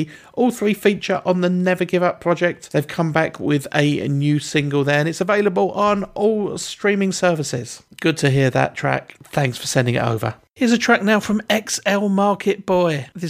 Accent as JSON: {"language": "English", "town": "Romford", "region": "London", "country": "United Kingdom", "tie": "born or raised there", "said": "I grew up in Romford."}